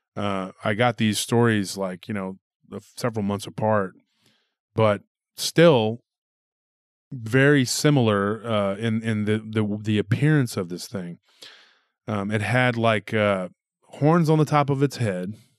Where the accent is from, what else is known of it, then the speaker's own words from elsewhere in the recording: Texas, United States; my home state